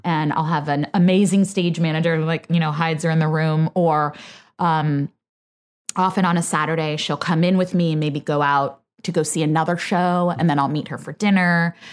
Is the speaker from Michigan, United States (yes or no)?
no; Bay Area, Northern California, United States; moved away; I'm from the Bay Area, Northern